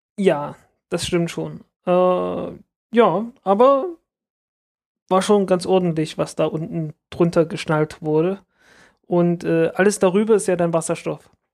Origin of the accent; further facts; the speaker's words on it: the East, East Germany, Germany; ich bin halt im Osten aufgewachsen